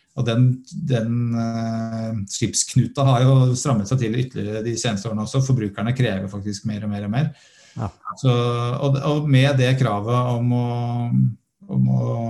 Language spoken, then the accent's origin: Norwegian; Norway; vi er nordmenn